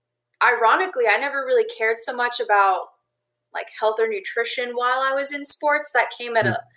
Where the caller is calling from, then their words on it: Tucson, Arizona, United States; I am calling from Tucson, Arizona.